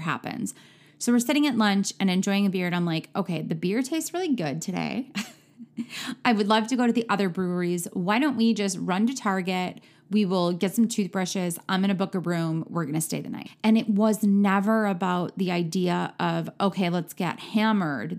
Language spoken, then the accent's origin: English; Midwest, United States; I am from the Midwest